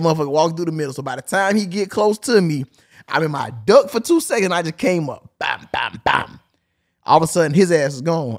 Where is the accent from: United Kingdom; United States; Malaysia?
United States; Chicago, Illinois; I'm from Chicago. I'm a GD